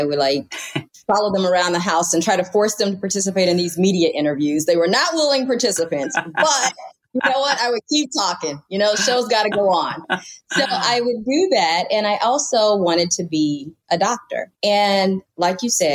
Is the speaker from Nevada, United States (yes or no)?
no; Louisiana, United States; moved away; also born or lived in Midwest / Los Angeles; I'm from Louisiana